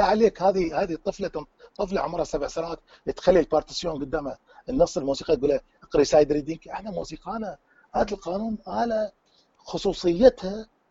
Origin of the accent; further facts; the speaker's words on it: Iraq; accent: Iraqi; also born or lived in Tunisia; now in Belgium; احنا نقول باللهجه العراقيه